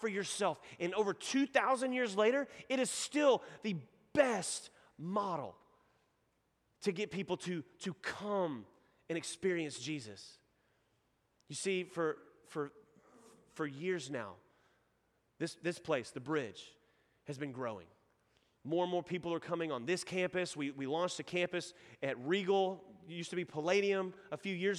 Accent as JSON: {"language": "English", "town": "Nacogdoches", "region": "Texas", "country": "United States", "tie": "born or raised there", "accent": "Texan", "lives_now": "Houston, United States", "said": "that's my hometown"}